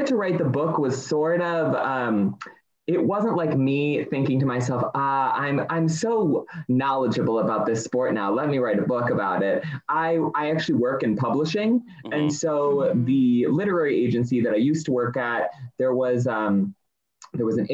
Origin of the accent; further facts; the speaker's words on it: Michigan, United States; moved away; I'm originally from Michigan